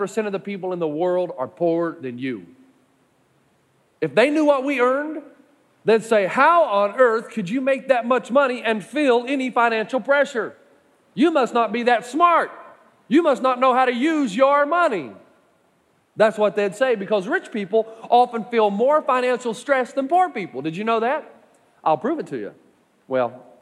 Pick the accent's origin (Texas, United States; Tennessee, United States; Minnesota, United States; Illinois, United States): Tennessee, United States; East; I'm from East Tennessee